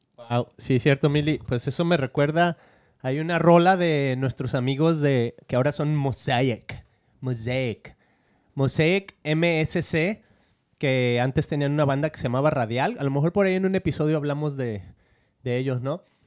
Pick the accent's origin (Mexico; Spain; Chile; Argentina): Argentina; now in United States; soy argentino.